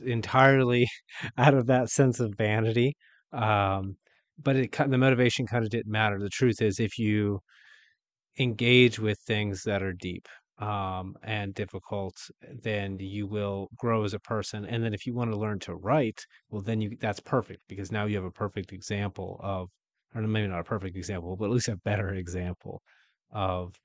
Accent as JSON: {"language": "English", "town": "Wheeling", "region": "West Virginia", "country": "United States", "said": "I'm from Wheeling, West Virginia"}